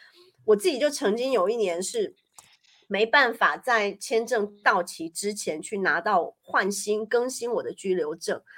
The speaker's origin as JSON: {"language": "Chinese", "town": "Paris", "region": "Île-de-France", "country": "France", "lives_now": "Switzerland", "said": "然后我觉得在瑞士就非常的一板一眼，让我这种从巴黎来的人就觉得生活的很有"}